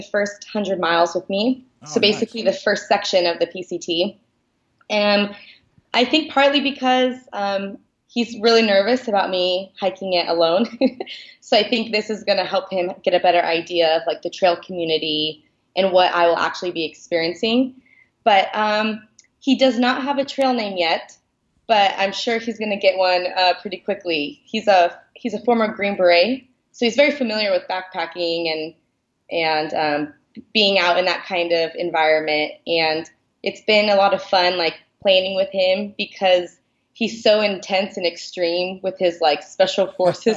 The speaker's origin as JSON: {"language": "English", "town": "Seattle", "region": "Washington", "country": "United States", "said": "I'm from Seattle, Washington."}